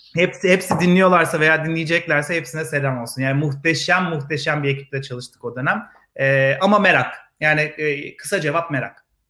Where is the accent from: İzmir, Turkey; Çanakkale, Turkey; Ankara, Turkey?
Ankara, Turkey; moved away as an adult; also born or lived in Istanbul; now in Israel; Vites küçülttüm Ankara'ya. Memleketime döndüm. Ankaralıyım ben.